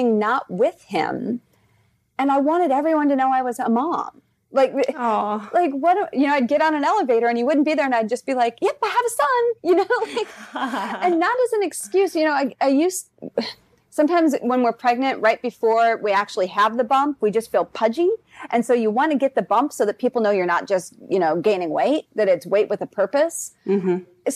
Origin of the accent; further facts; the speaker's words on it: South Dakota, United States; moved away as an adult; also born or lived in Los Angeles, California; We were living in LA, and I'm originally from South Dakota.